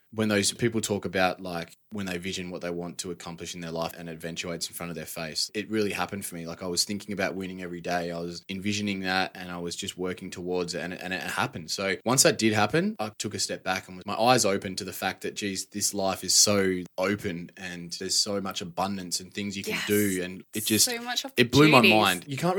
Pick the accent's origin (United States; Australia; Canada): Australia; Perth, Western Australia; now in Melbourne, Australia; Yeah, I grew up in a pretty normal household, I'd say. I got a brother and a sister. Pretty lucky to grow up on a decent sized house back in WA.